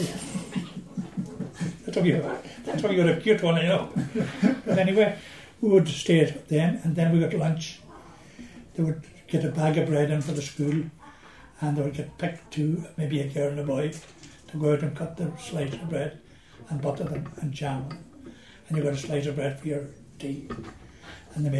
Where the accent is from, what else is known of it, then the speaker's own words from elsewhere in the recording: Arranmore, County Donegal, Ireland; I come from Aranmore